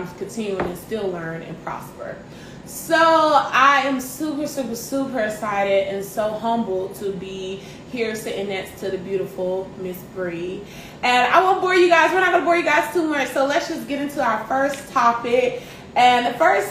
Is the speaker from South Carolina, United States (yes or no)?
yes; Greenville, South Carolina, United States; I am originally from Greenville, South Carolina, born and raised